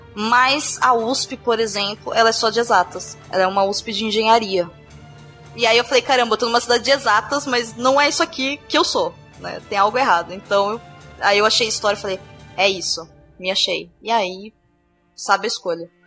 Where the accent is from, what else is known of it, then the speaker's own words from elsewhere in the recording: Brazil; eu, sendo brasileira hoje, em 2016